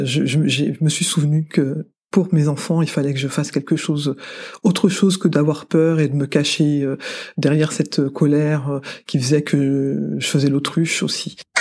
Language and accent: French; France; je suis née en France, de parents, certes, effectivement d'origine malienne, mais je suis française.